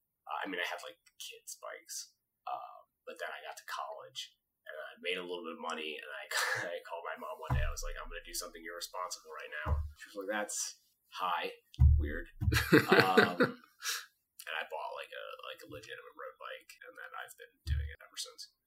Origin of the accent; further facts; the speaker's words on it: Western New Jersey, United States; also born or lived in Philadelphia, Pennsylvania; I was born in Philadelphia, so it counts a little bit. Lived just outside of Philly until I was grade. So some of my formative years, and then most of my life I lived in Western New Jersey.